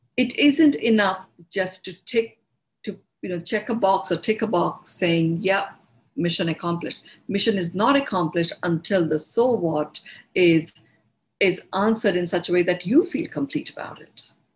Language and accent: English; India; accent: Indian; it's my Indian accent.